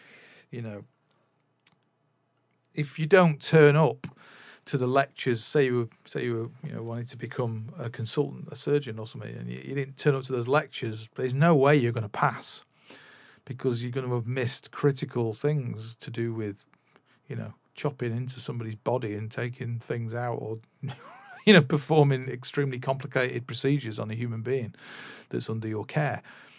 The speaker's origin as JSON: {"language": "English", "town": "Manchester", "region": "North West England", "country": "United Kingdom", "tie": "born or raised there", "said": "the other side of Manchester from where we ended up growing up in Swinton, which was where I was born, but I didn't grow up there."}